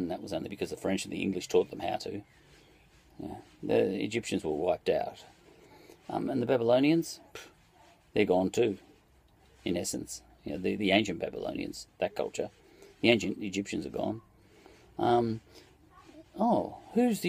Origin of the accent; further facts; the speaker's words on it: Australia; as an Australian